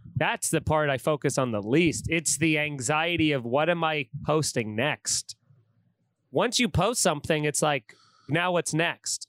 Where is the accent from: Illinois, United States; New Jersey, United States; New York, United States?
New York, United States; Long Island; growing up in Long Island